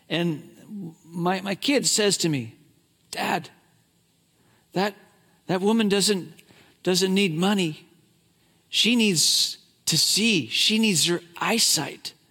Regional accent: Hong Kong; I grew up in China grew up in Hong Kong.

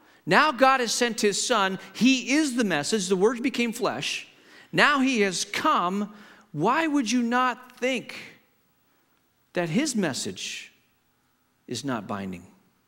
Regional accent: Hong Kong; I grew up in Hong Kong. My parents were missionaries, and I grew up in the 60s and 70s in Hong Kong.

